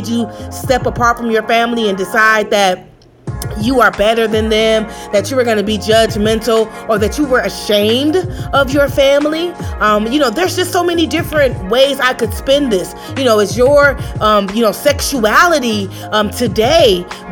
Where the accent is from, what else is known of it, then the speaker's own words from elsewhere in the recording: Chicago, Illinois, United States; I grew up on the South Side of Chicago